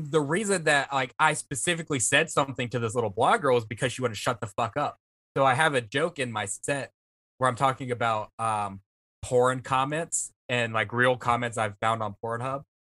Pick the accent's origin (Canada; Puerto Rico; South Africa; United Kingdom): Canada; Vancouver, British Columbia; But listen, I'm from Vancouver.